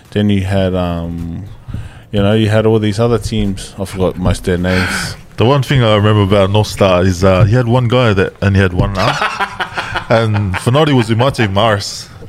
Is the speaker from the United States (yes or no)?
no; South Africa; Because I'm, I'm South African.